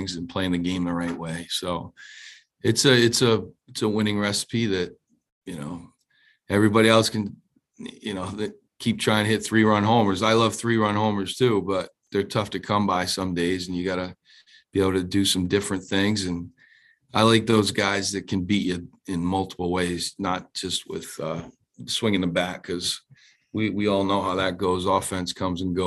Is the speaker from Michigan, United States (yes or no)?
no; Providence, Rhode Island, United States; born or raised there